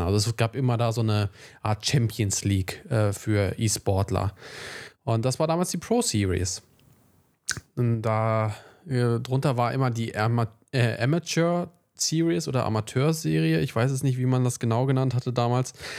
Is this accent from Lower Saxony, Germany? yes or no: yes; Wolfsburg, Lower Saxony, Germany; also born or lived in Braunschweig; bei uns in Wolfsburg